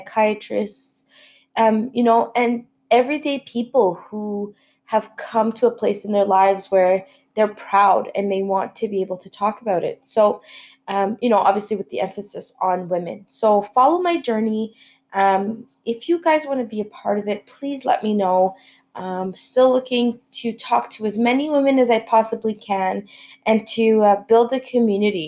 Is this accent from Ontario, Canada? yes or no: yes; Ottawa, Ontario, Canada; moved away as an adult; now in Montreal, Canada; I was born and raised in Ottawa, moved to Montreal about 3 years ago